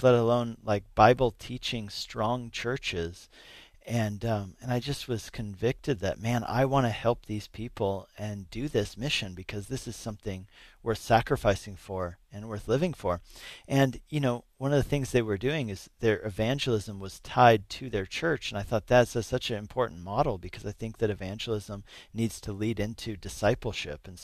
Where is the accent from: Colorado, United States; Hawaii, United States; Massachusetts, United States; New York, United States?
Colorado, United States; Denver; also born or lived in Napa, California / Arvada, Colorado; I grew up in the Denver area.